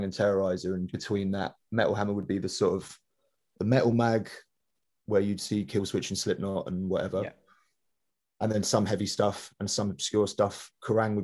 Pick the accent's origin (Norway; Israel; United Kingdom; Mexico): United Kingdom; London; I grew up in Wandsworth in Southwest London.